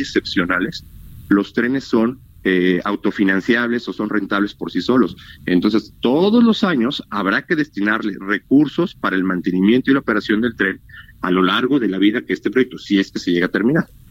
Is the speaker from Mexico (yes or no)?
yes; Mexico; somos los mexicanos